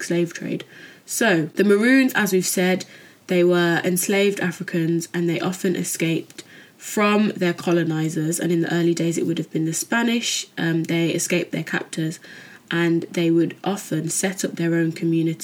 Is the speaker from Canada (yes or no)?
no; United Kingdom; growing up as a Jamaican in Britain